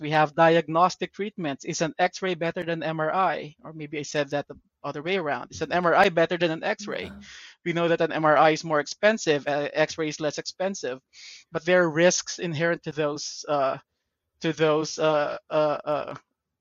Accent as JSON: {"language": "English", "town": "Parañaque", "region": "Metro Manila", "country": "Philippines", "tie": "born or raised there", "moved": "yes", "lives_now": "United States", "said": "I was born and raised in Parañaque in the Philippines."}